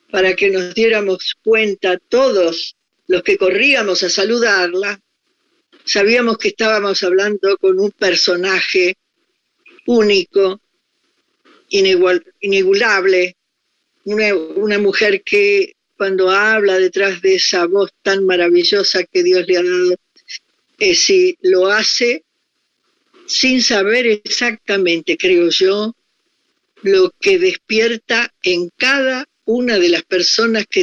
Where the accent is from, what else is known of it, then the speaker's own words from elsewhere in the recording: Argentina; moved away as an adult; also born or lived in Paris, France; yo soy una, mujer argentina